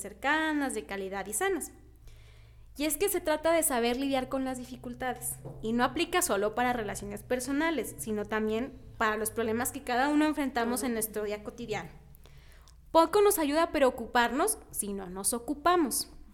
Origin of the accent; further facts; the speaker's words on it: Mexico; nos caracteriza a los mexicanos